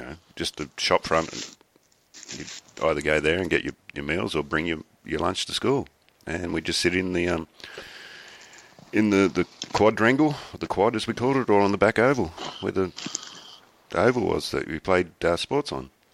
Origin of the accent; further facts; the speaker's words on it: Australia; I'm Australian